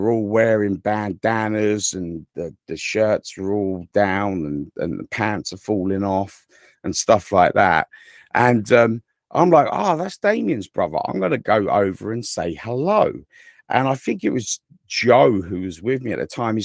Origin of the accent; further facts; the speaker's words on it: England, United Kingdom; accent: English; now in United States; I am from England